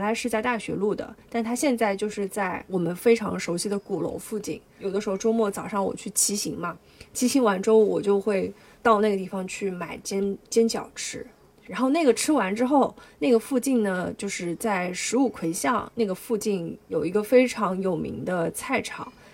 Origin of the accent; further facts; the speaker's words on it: Hangzhou, Zhejiang, China; 从小在杭州长大